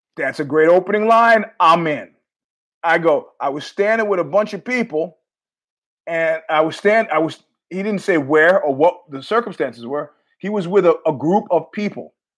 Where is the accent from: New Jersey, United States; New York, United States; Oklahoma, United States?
New York, United States; as a New Yorker